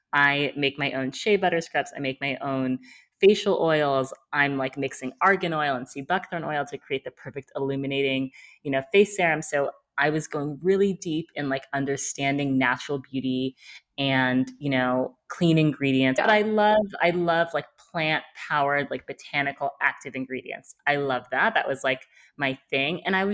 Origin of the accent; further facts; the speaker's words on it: New York, United States; I'm based in New York. I'm from New York.